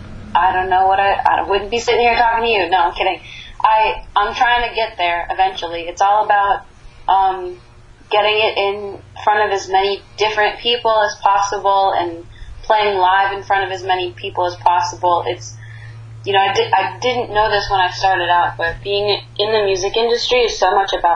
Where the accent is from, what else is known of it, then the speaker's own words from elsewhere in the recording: Northeast, United States; I grew up in the Northeast, and I didn't grow up with country music, so it's not really my influence.